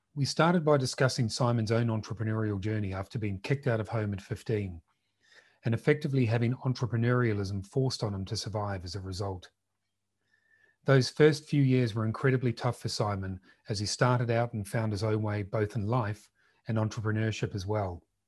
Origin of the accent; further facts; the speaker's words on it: New Zealand; accent: New Zealand; most of you can tell from my accent, I'm from Aotearoa, New Zealand.